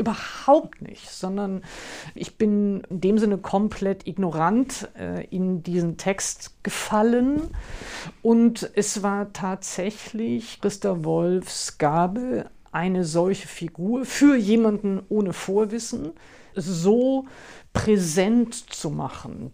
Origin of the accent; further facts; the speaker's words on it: the West, West Germany, Germany; Ich bin ja im Westen aufgewachsen